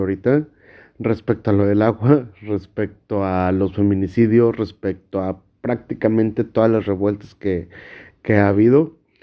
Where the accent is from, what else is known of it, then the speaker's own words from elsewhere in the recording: Monterrey, Nuevo León, Mexico; yo soy de Monterrey, Nuevo León